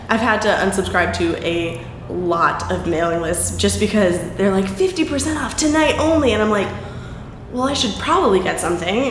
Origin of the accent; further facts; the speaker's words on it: Boston, Massachusetts, United States; I grew up in Boston